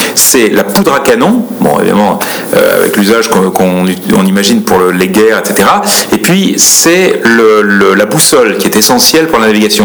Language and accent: French; France; en tant que Français